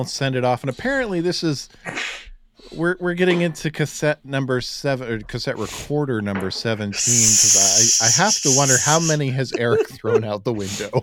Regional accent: Cuyahoga Falls, Ohio, United States; I'm not technically a suburb of Cleveland, but I'm close enough that I can tell someone I'm from the Cleveland area.

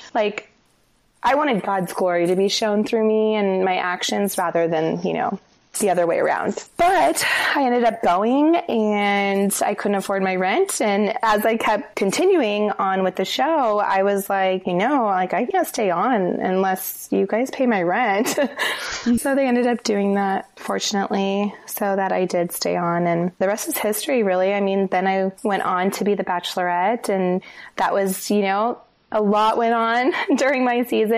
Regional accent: Denver, Colorado, United States; moved away as an adult; also born or lived in Los Angeles, United States / Santa Monica, United States; now in Seattle, United States; I grew up in Denver

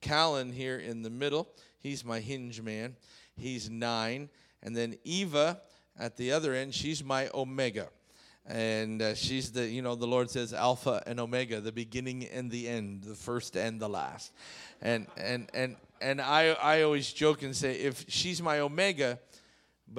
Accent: Canada; moved away; I grew up in Canada

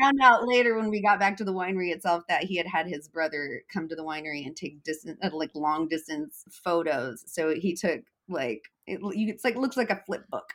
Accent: Eugene, Oregon, United States; moving back to my hometown of Eugene, Oregon.

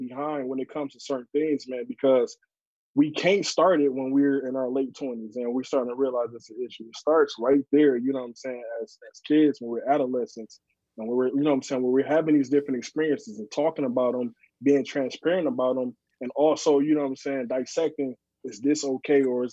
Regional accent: Saginaw, Michigan, United States; I grew up in the projects. I grew up in Saginaw

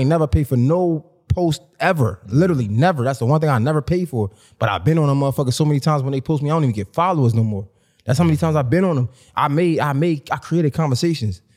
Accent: Baltimore, Maryland, United States; I'm from Baltimore

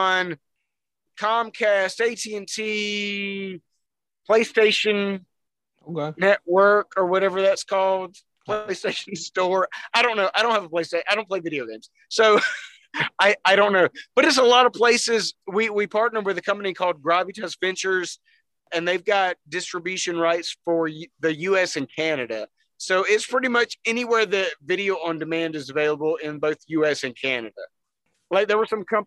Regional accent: Montgomery, Alabama, United States; I am from Montgomery, Alabama. I have been here since I was probably about 4 or 5 years old.

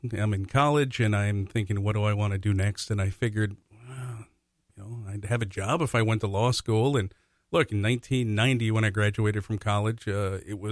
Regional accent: Golden Valley, Minnesota, United States; I grew up in Golden Valley

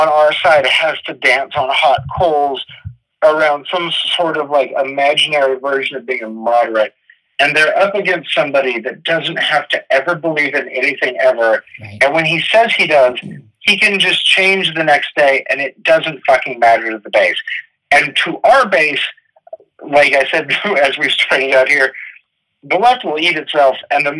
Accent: Los Angeles, California, United States; I'm a comedian that toured the country. I'm a screenwriter from Los Angeles.

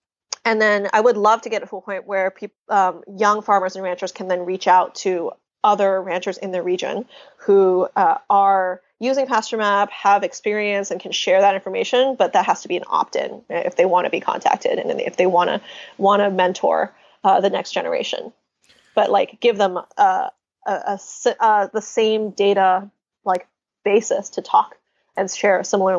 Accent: United States; So I'm Chinese American.

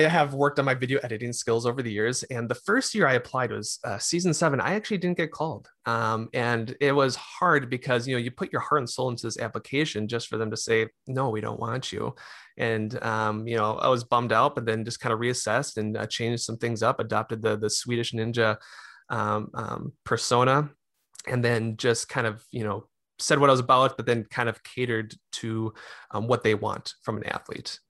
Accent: Mahtomedi, Minnesota, United States; also born or lived in Arden Hills, Minnesota / Rochester, Minnesota; now in Lakeville, United States; grew up in, um, Matamidi.

